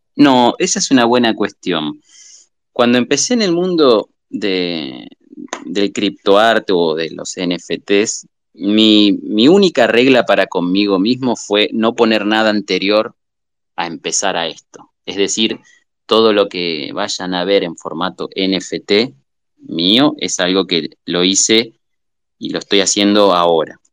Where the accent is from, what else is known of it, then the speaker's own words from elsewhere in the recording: southern Buenos Aires, Argentina; moved away as an adult; now in Entre Ríos, Argentina; nací en el sur de Buenos Aires y ahora hace varios años, 15, 16, no me acuerdo cuánto, que estoy viviendo en Entre Ríos